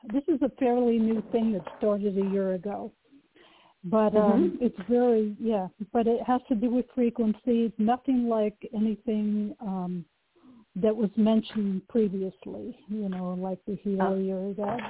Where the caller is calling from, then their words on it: Oregon, United States; Hello. Yeah, hello, this is … from Oregon.